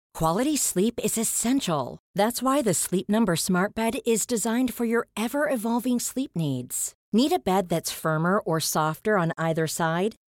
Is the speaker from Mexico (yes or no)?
yes; Monterrey, Nuevo León, Mexico; moved away as an adult; now in New York, United States; Nací en Monterrey, al noreste de México hace varios años que me fui para Nueva York